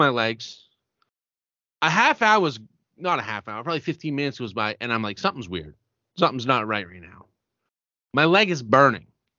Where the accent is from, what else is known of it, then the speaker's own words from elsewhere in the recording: Rumford, United States; moved away; the proudest thing I am is from Rumford